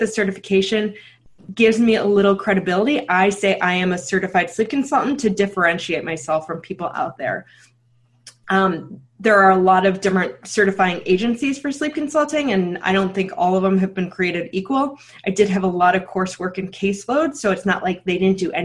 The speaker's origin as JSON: {"language": "English", "town": "Chicago", "region": "Illinois", "country": "United States", "said": "So I'm from Chicago, but I'm also from the suburbs."}